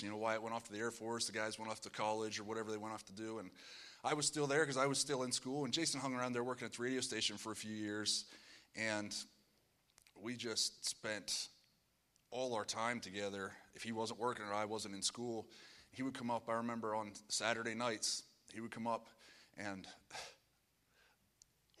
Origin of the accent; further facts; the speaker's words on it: Pennsylvania, United States; I'm from Pennsylvania.